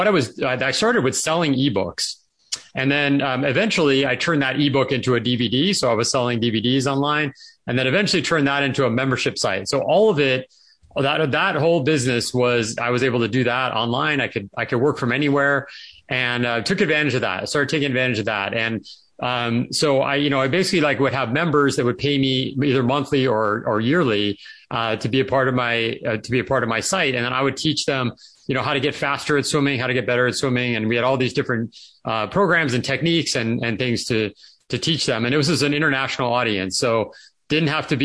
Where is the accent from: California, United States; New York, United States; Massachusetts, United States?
California, United States; moved away; I grew up in California and I always loved it there